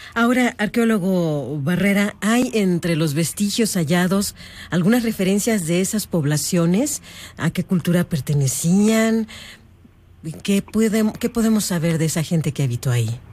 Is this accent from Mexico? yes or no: yes; Mexico; somos como mexicanos